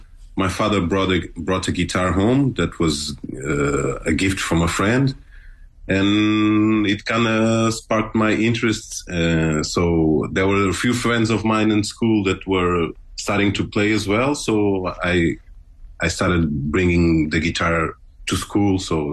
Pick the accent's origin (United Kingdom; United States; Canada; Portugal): Portugal; Lisbon; I was born in Lisbon, Portugal. I am son of Mozambican parents. And I grew up on the suburbs of Lisbon.